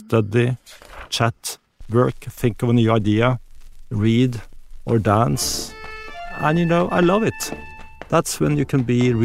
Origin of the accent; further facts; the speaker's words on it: Norway; I grew up in Norway, we're close to nature